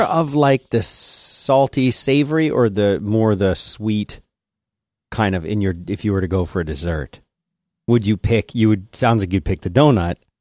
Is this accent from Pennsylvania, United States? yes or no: yes; Philadelphia, Pennsylvania, United States; I said, Philadelphia.